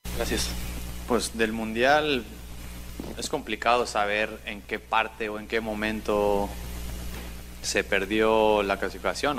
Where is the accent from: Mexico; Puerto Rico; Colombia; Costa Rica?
Mexico; como un mexicano que quería ver su selección pasar de grupo